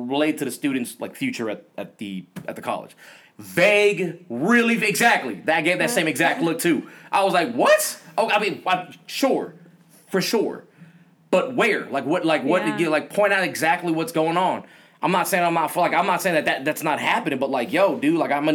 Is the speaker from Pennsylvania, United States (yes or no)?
no; White Center, Washington, United States; also born or lived in Vietnam / New York; I grew up on the West Side and White Center